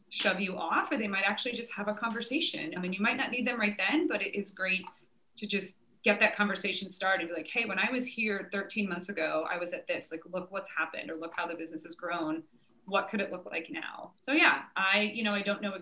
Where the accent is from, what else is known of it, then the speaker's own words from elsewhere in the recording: Nebraska, United States; now in Richmond, United States; I grew up in Nebraska